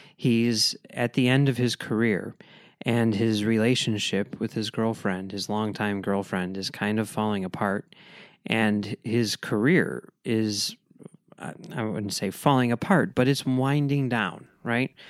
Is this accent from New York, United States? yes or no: no; Chicago, Illinois, United States; I'm from Chicago